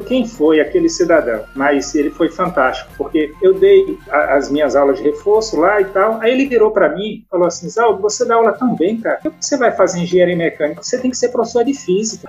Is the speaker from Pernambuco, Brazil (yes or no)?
yes; Recife, Pernambuco, Brazil; moved away as an adult; also born or lived in Baía da Traição, Paraíba; now in Brasília, Brazil; fui pro Recife, criança, cheguei lá, acho que com 6 anos de idade, e com 18 anos, aí fiz o ensino médio, e com 18 anos eu migrei para Brasília